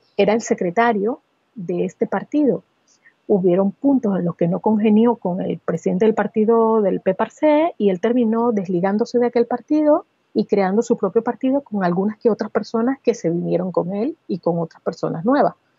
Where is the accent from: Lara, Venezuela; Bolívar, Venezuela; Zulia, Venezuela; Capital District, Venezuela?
Lara, Venezuela; Barquisimeto; moved away as an adult; also born or lived in San Cristóbal, Venezuela / Caracas, Venezuela; now in Barcelona, Spain; nací en San Cristóbal, en la región andina de Venezuela, pero me crié en Barquisimeto